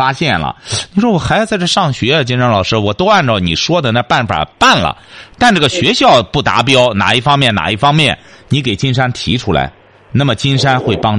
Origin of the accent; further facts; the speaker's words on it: China; 我们中国人出去之后就知道，我们得吃中国饭，吃洋餐实在吃不惯。